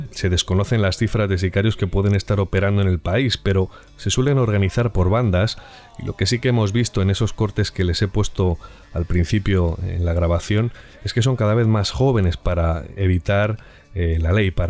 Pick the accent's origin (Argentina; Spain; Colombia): Colombia; Soy de Colombia. Vengo de Colombia.